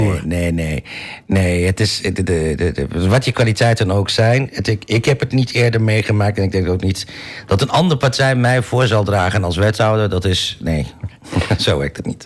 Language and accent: Dutch; Almelo, Overijssel, Netherlands; ik ben zelf eh, eh, eh, geboren en getogen in Almelo